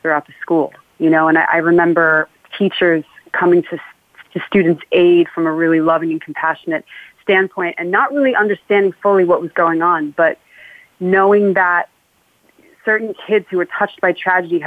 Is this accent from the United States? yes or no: yes; Rye, New York, United States; I grew up in Rye, New York, which is a suburb in Westchester